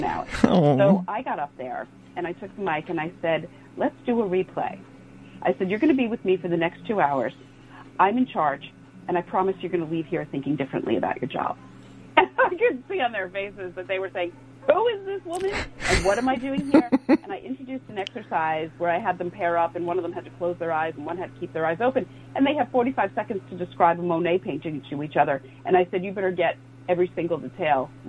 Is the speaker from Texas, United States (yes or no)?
no; New York City, New York, United States; retired NYPD officers, my hometown guys and women